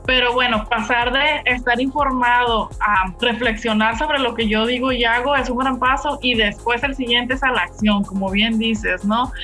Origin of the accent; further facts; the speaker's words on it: Mexico; Que somos mexicanos